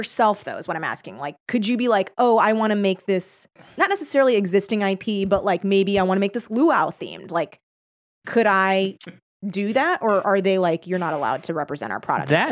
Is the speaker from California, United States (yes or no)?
yes; Torrance, California, United States; I grew up in the South Bay. of, uh, which is Torrance, like, not the, n, nor Cal South Bay.